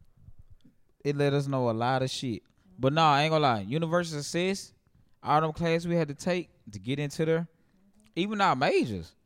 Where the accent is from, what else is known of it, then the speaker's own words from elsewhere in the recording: Jackson, Mississippi, United States; growing up in Jackson